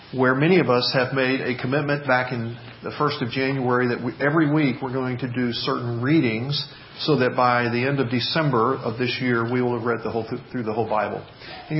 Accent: Memphis, Tennessee, United States; when I was growing up in the Memphis area

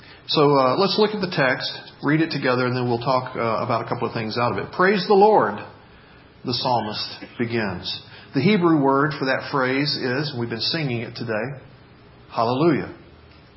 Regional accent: Memphis, Tennessee, United States; when I was growing up in the Memphis area

